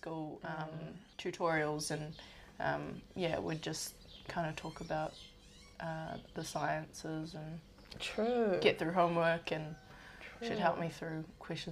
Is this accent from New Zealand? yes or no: yes; Auckland, New Zealand; I grew up in Mangere East in South Auckland